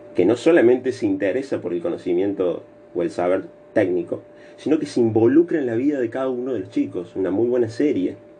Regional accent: Argentina; nosotros como argentinos

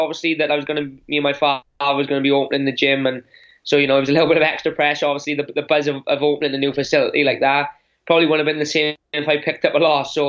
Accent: Wales, United Kingdom; as British and Welsh guys

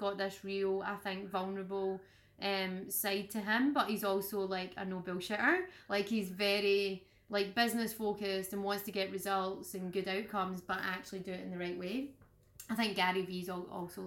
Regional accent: Scotland, United Kingdom; being Scottish that it just being in Scotland and being from Scotland

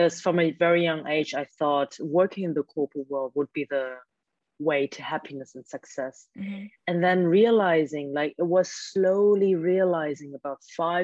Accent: Germany; first language German; English is a second language; now in Hong Kong; I grew up in a Chinese household, but I was born and raised in Germany by Hong Kong Chinese parents

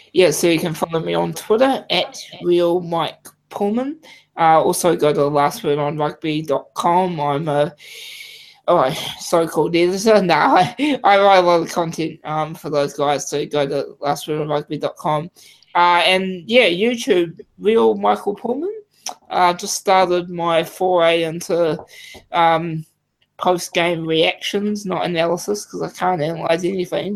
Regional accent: New Zealand; I'm a Kiwi

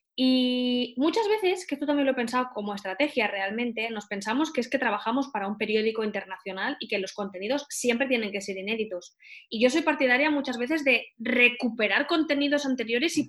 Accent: Valencia, Valencian Community, Spain; also born or lived in Barcelona; volví a Valencia, que es de donde yo soy

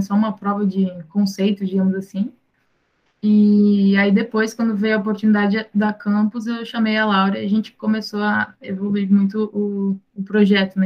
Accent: São Leopoldo, Rio Grande do Sul, Brazil; eu sou do Rio Grande do Sul, de São Leopoldo

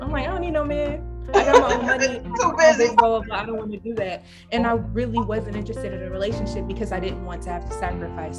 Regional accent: Detroit, Michigan, United States; moved away as an adult; now in New York, United States; I grew up in Detroit, like I said. So none of my family is here. All of my family is in Detroit

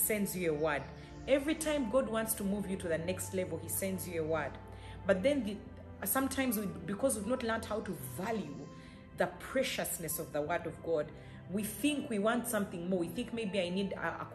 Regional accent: Uganda; I come from Uganda, East Africa, Africa

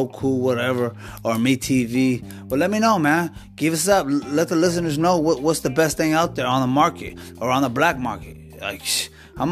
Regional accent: Washington, United States; moved away as an adult; also born or lived in Alaska; now in California, United States; Born and raised in Washington

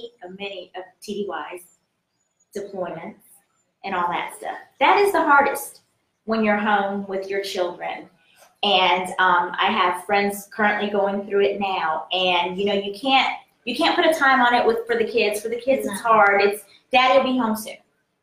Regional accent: Fayetteville, North Carolina, United States; I am from North Carolina. My roots are in North Carolina. I tell everybody that.

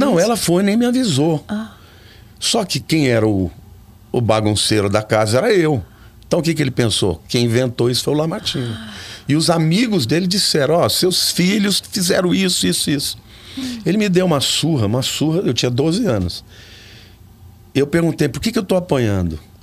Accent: Olímpia, São Paulo, Brazil; also born or lived in Campinas; eu nasci em Campinas, mas fui criado em Olímpia, uma cidade Sim. do interior

